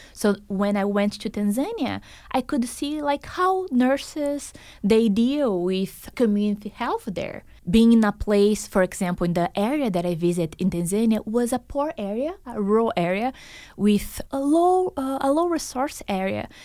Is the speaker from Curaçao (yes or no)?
no; Brazil; moved away as an adult; also born or lived in Boston, United States; now in Las Vegas, United States; Brazil is my home country